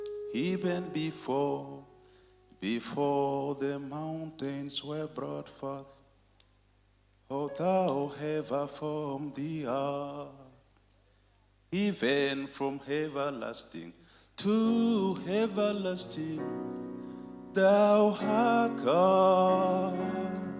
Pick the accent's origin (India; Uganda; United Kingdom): Uganda; I went and opened another church for that very Pentecostal ministry in my hometown